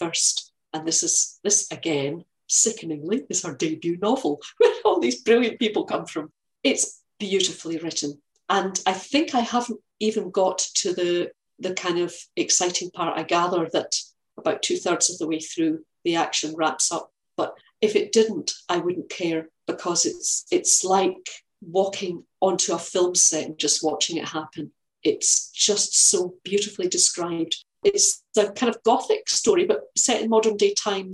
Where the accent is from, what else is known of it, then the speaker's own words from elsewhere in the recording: Scotland, United Kingdom; I'm Scottish. I live in Scotland.